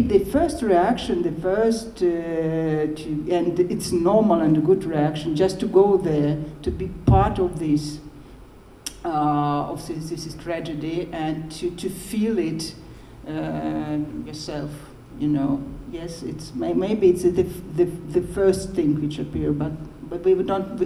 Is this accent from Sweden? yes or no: no; Baku, Azerbaijan; first language Russian; English is a second language; now in Moscow, Russia; I'm half Armenian and I was born in Baku